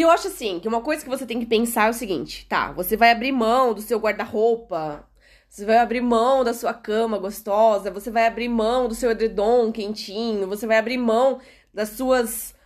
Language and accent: Portuguese; Brazil; moved away as an adult; now in Portugal; nós, que somos brasileiros